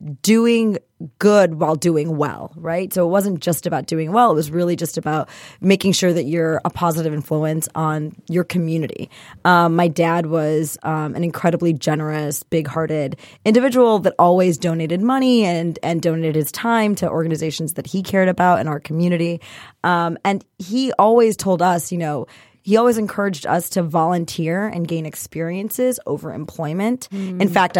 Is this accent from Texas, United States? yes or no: no; Michigan, United States; also born or lived in India; So I was actually born in India, but I moved here when I was one. So I'm effectively born and raised in Michigan.